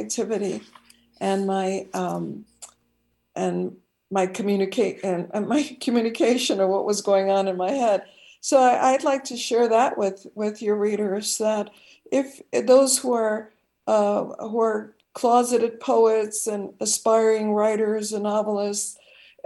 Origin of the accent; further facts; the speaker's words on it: Chicago, Illinois, United States; my hometown of Chicago